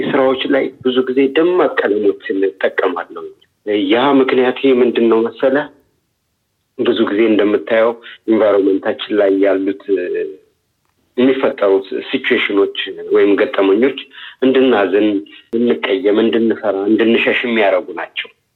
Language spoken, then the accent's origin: Amharic; Addis Ababa, Ethiopia; also born or lived in Lalibela; የተወለድኩት በአዲስ አበባ ክፍለ ከተማ